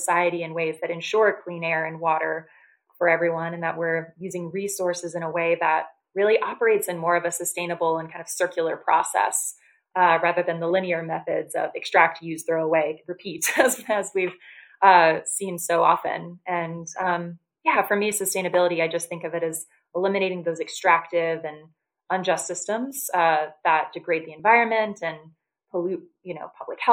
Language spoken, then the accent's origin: English; North Carolina, United States; moved away as an adult; now in Washington, D.C., United States; I grew up in North Carolina